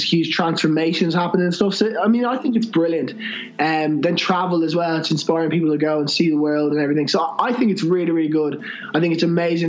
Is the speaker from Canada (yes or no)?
no; Ireland; I'm from Ireland